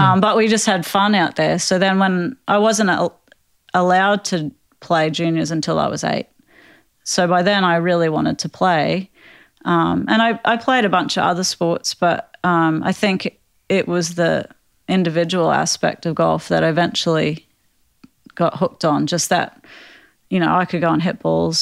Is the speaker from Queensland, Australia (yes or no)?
yes; Queensland, Australia; where I grew up in Australia